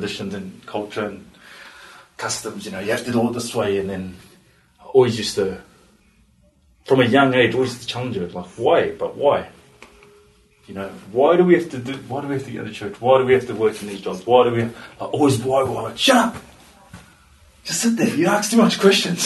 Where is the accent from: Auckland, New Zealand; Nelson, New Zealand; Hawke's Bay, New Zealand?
Auckland, New Zealand; moved away as an adult; also born or lived in Australia; now in Christchurch, New Zealand; growing up in East Auckland